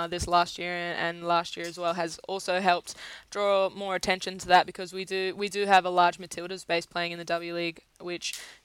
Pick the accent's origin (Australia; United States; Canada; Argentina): Australia; an Australian player